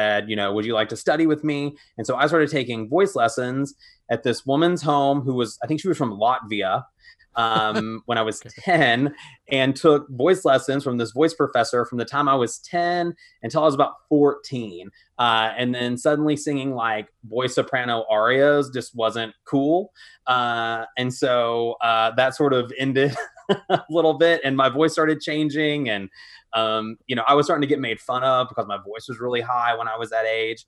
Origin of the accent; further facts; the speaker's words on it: Lubbock, Texas, United States; I grew up in Lubbock, Texas